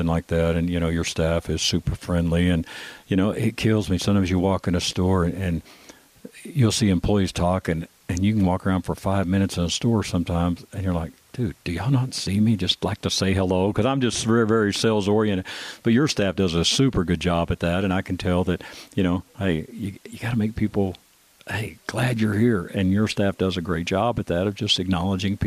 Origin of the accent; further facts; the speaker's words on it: Texas, United States; now in Colorado, United States; I grew up in Texas.